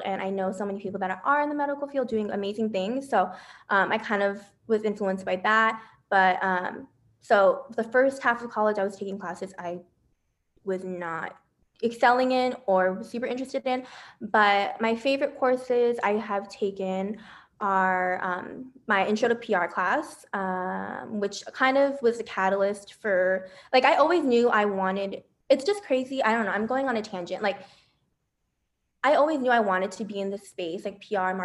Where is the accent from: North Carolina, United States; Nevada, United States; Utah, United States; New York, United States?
Nevada, United States; Las Vegas; also born or lived in Bay Area, California; So I am originally from the Bay Area, but I moved to Las Vegas when I was like in fourth grade. So I definitely would call this place home now.